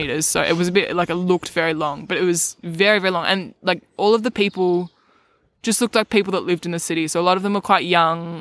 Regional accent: Melbourne, Victoria, Australia; I grew up in Melbourne my whole life

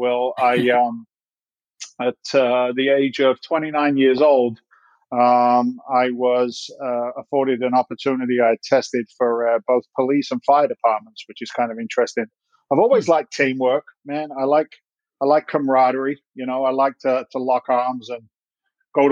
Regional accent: Andover, South East England, United Kingdom; moved away as an adult; also born or lived in London; now in United States; I was born in London. I grew up in the south coast of England, a little town called Andover in Hampshire

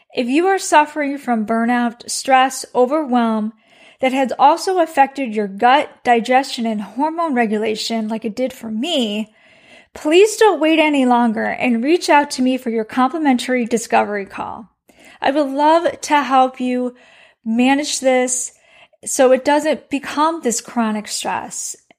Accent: Chicago, Illinois, United States; now in Texas, United States; I am from the Midwest, so I'm from Chicago.

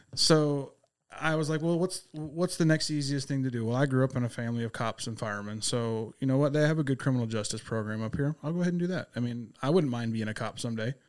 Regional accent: Abilene, Texas, United States; moved away; also born or lived in Lubbock, Texas; I am a native Texan, born out in Abilene

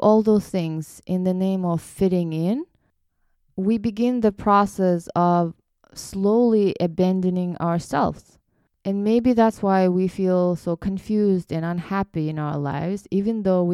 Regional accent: Kyrgyzstan; English is a second language; now in United States; growing up in Kyrgyz culture

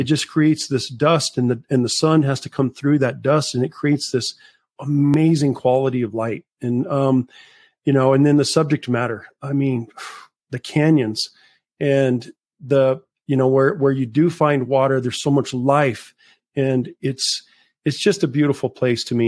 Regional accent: Las Cruces, New Mexico, United States; Las Cruces, New Mexico, and I've lived here my whole life

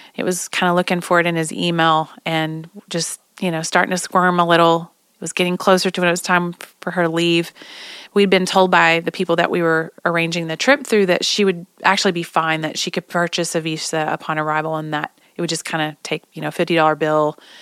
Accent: Oklahoma, United States; I'm from Oklahoma

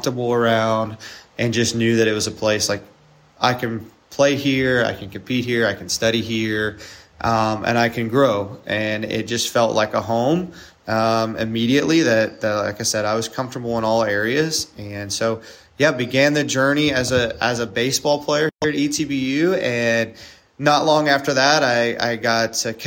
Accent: East Texas, United States; I grew up in East Texas, so always been around the area for the most part.

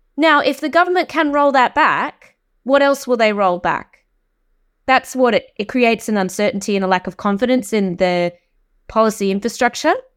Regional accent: Australia; accent: Australian; moved away as an adult; now in United Kingdom; I'm Australian, uh, but I have lived in this country for seventeen years

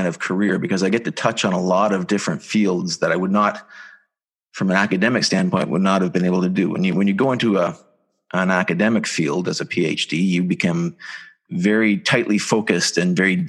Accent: Southern Ontario, Canada; I come from Southern Ontario, just like you. Grew up on a small apple farm

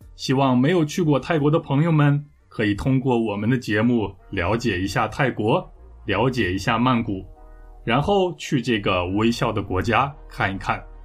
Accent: Taiyuan, Shanxi, China; 那么我的家乡太原市可以算是三线城市

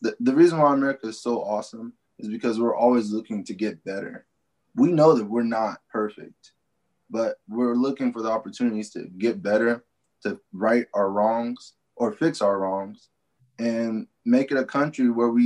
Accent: Topeka, Kansas, United States; I'm the only one born and raised in Kansas, literally, out of my whole family

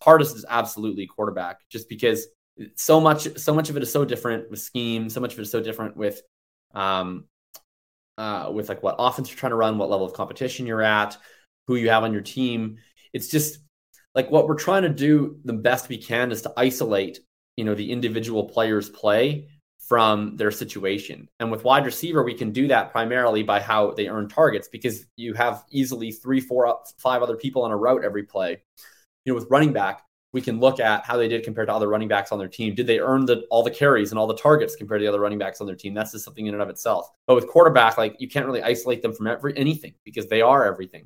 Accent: Canada; I'm Canadian

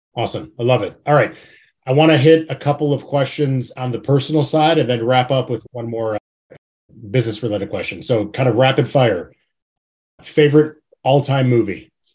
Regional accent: Chicago, Illinois, United States; I'm from Chicago

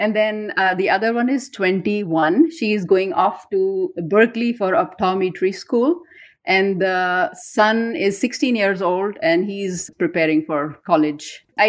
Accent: Karachi, Sindh, Pakistan; moved away as an adult; now in North Texas, United States; I have been born and raised in Pakistan, Karachi. Karachi is the biggest city in the country. And over there, I am blessed with multi-ethnic background, multilingual heritage

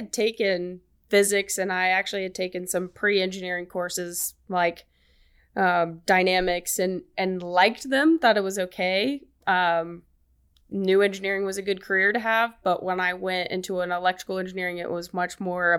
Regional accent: Birmingham, Alabama, United States

